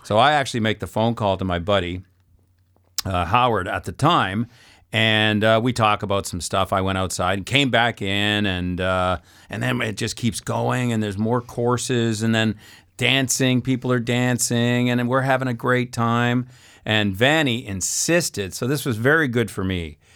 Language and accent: English; Saskatoon, Saskatchewan, Canada; moved away as an adult; also born or lived in Alberta / British Columbia / Manitoba / Ontario; I'm from Saskatoon.